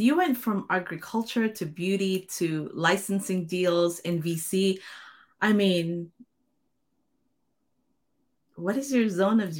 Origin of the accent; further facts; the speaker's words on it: Philippines; moved away; It's going to be from my home country, Philippines.